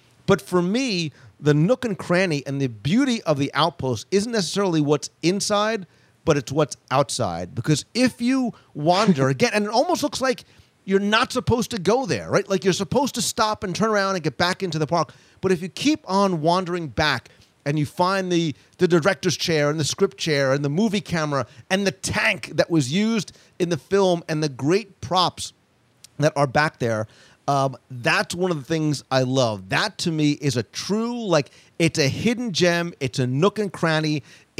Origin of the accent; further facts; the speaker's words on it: New Jersey, United States; I'm Italian. I'm from New Jersey